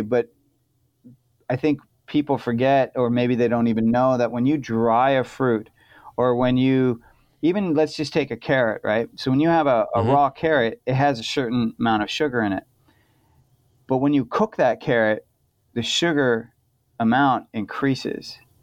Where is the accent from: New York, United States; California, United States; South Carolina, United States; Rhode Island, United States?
California, United States; now in Portland, United States; I'm from California